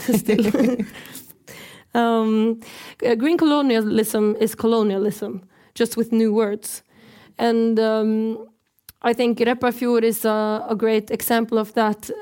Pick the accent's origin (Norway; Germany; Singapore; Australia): Norway; I'm from the Norwegian side of occupied Sápmi